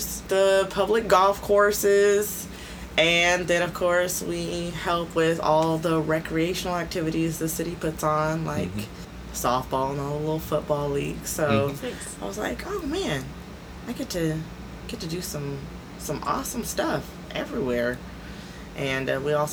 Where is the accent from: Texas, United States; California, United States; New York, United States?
California, United States; now in Des Moines, United States; I'm originally from California